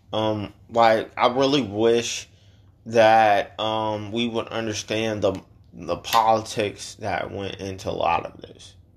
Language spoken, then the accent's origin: English; Chicago, Illinois, United States; now in Georgia, United States; That's where we're from